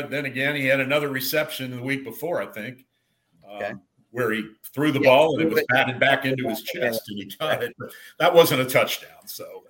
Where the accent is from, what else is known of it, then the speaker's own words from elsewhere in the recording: Cincinnati, Ohio, United States; growing up in Cincinnati